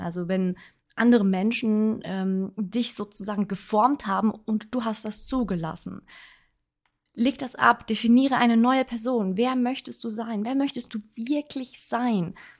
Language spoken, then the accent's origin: German; Switzerland; ich wohne ja in der Schweiz. Ich bin Schweizerin